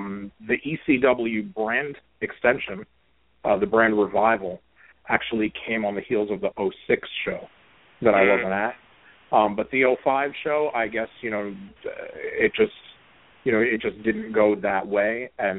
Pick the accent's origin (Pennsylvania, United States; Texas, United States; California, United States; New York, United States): New York, United States; Brooklyn; I mean, I grew up in Brooklyn, and the first live event that I ever went to for pro wrestling was January 86 at the Garden